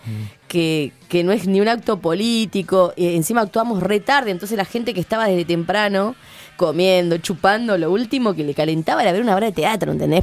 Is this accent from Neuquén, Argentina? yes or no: yes; Neuquén, Argentina; born or raised there; also born or lived in 25 de Mayo, La Pampa / Catriel, Río Negro